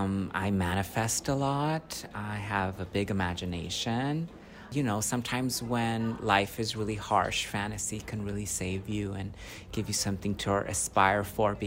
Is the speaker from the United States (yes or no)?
yes; Bell, California, United States; I'm from Southeast LA, grew up in Bell, studied in Hollywood Magnet Program, and I am Mexican-American. I'm the child of Mexican immigrants. Working class, right?